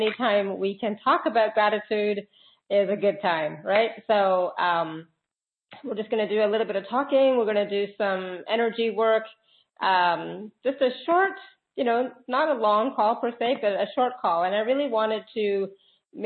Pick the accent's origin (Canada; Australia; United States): Canada; I'm Canadian